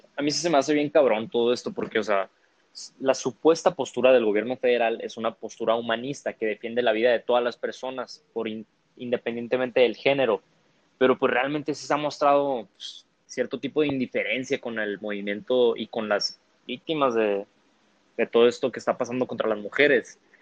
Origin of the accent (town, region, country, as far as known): Mexico